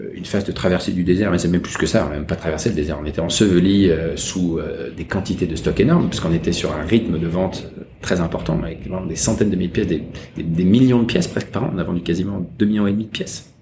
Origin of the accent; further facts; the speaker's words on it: Paris, Île-de-France, France; moved away as an adult; now in Hong Kong; quand j'étais petit, à faire des circuits imprimés. J'allais rue d'Odessa acheter des, des machines